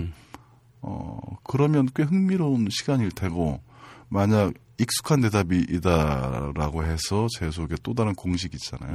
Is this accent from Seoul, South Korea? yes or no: yes; Janghui-dong, Seoul, South Korea; 장희동에서 태어났고요. 음. 남대문중학교, 보성고등학교, 동국대학교 요 순서대로 어, 학교는 갔으나